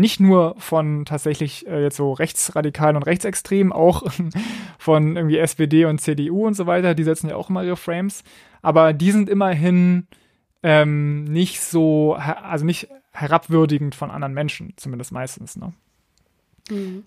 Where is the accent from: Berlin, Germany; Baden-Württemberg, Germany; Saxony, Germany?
Berlin, Germany; Ich komme ja aus Berlin, deswegen bin ich dem RBB irgendwie auch verbunden